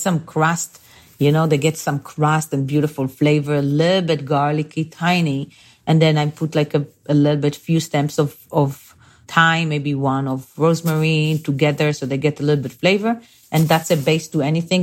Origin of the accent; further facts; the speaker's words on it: Bnei Brak, Tel Aviv District, Israel; moved away; I grew up in a small town called Bnei Brak, uh, and this is like five, seven minutes from Tel Aviv